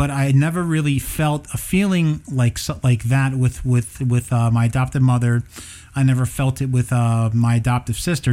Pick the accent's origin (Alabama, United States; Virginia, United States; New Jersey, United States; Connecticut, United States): New Jersey, United States; Neptune City; I grew up in Neptune City.